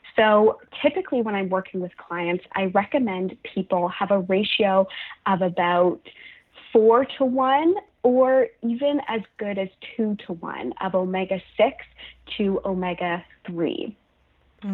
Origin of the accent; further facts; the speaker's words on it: Halifax, Nova Scotia, Canada; now in Toronto, Canada; So I'm from Halifax, Nova Scotia. I'm currently living in Toronto